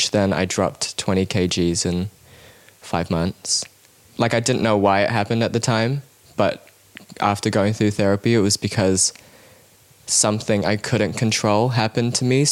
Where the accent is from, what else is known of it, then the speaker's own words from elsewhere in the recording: Cambodia; now in New Zealand; I grew up in Cambodia